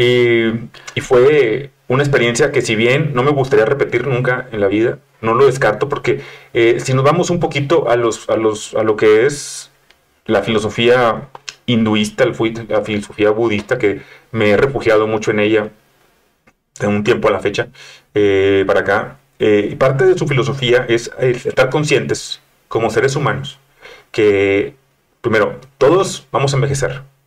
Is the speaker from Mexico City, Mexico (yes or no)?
yes; Mexico City, Mexico; yo soy chilango